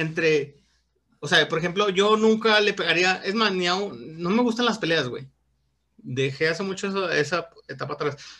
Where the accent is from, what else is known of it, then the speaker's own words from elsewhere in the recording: Mexico; como somos los mexicanos